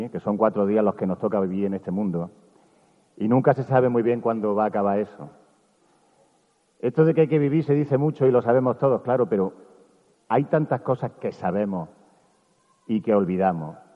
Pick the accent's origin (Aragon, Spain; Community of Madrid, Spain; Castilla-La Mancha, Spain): Castilla-La Mancha, Spain; Albacete; born there; Yo no nací en Bailén. Yo nací en Albacete, que quede claro.